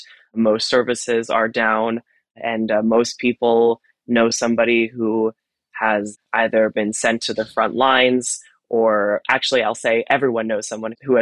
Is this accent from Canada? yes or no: no; United States; moved away as an adult; now in Tel Aviv, Israel; as I had done all throughout high school growing up in the States